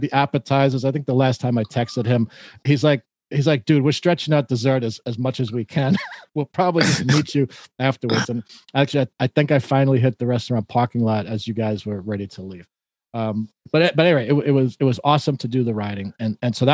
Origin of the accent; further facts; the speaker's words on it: New York, United States; as a New Yorker